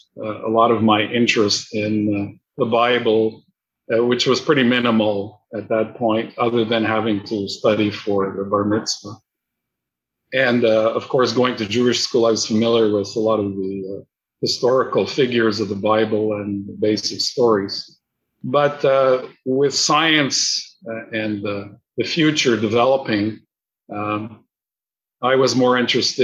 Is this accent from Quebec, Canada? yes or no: yes; Montreal, Quebec, Canada; I was born in Montreal in 1947